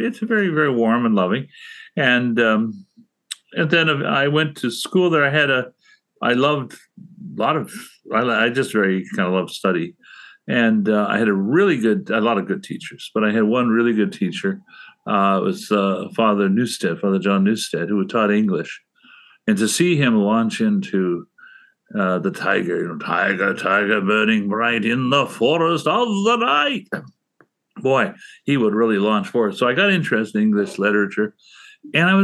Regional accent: Guelph, Ontario, Canada; also born or lived in Toronto; I grew up in Guelph

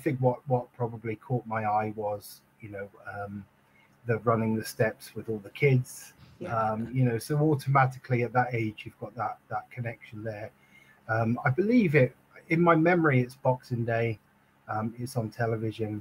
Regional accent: United Kingdom; we're British. So, you know, we moan if it's bad weather.

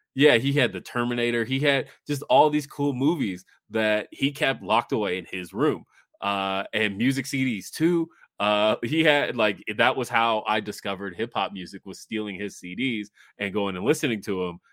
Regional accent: Los Angeles, California, United States; moved away; I was born in Los Angeles

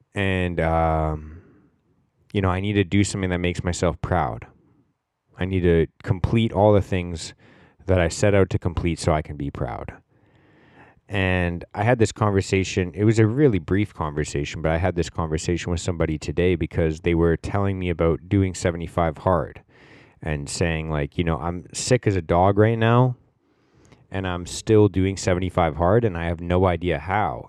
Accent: Canada; We're all Canadian. I grew up playing hockey

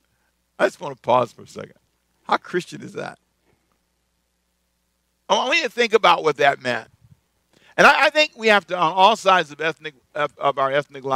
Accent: United States

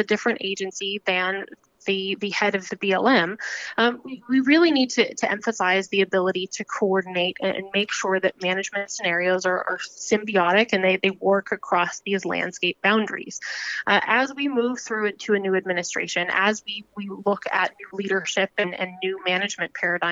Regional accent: Casper, Wyoming, United States; moved away as an adult; now in Washington, D.C., United States; I'm from just the middle of the giant square there, just in Casper

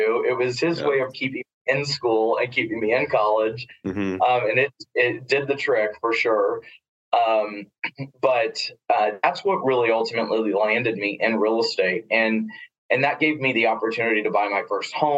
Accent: Corpus Christi, Texas, United States; now in Austin, United States; I am from Texas, but I was born and raised and grew up in Corpus Christi, Texas, down on the coast.

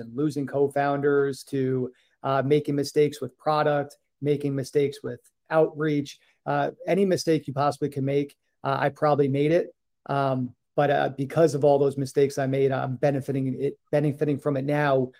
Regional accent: New York, United States; moved away as an adult; also born or lived in Boston / Hawaii; I grew up in New York

